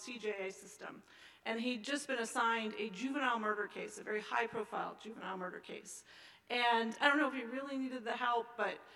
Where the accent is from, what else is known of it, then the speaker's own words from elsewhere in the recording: Seattle, Washington, United States; my hometown of Seattle